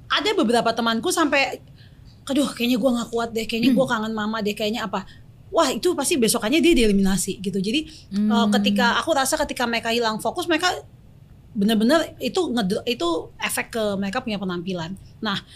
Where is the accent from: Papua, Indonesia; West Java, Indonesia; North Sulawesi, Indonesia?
Papua, Indonesia; karena di aku orang Papua gitu.